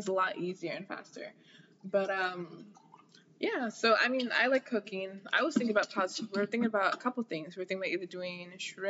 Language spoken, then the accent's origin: English; Jamaica; now in United States; gonna go with Jamaica because I already know.